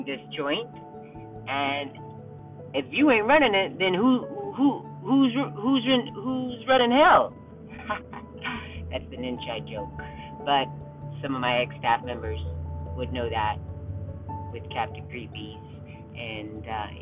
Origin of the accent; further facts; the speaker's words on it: Kansas, United States; moved away; I grew up in Kansas